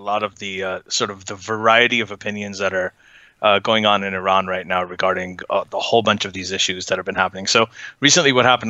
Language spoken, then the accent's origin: English; Saudi Arabia; I grew up in Saudi Arabia.